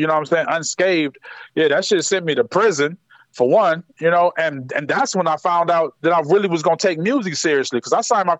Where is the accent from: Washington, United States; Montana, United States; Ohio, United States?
Ohio, United States; Akron; Man, Akron is a lot different than anybody would expect because people think it's a small city, but it's not. It's a big city in small quarters.